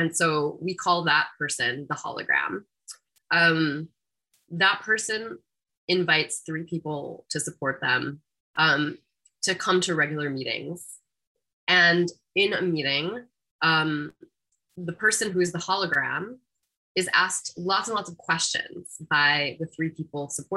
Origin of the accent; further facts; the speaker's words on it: United States; as an American person